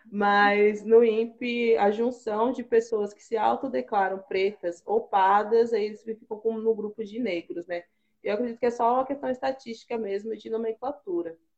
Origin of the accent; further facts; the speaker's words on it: Itapecerica da Serra, São Paulo, Brazil; moved away as an adult; now in Chapecó, Brazil; eu sou natural de São Paulo, da zona sul de São Paulo, do extremo paulista. Na realidade, eu cresci na em Itapecerica da Serra, na região metropolitana, né?